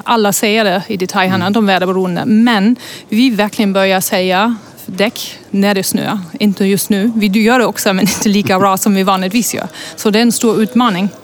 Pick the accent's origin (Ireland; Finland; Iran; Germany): Germany; now in Sweden; Jag kommer egentligen från Tyskland